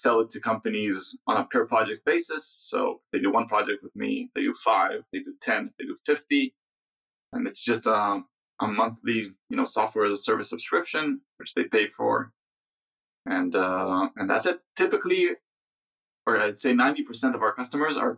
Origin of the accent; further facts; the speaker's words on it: Israel; we're software people from Israel.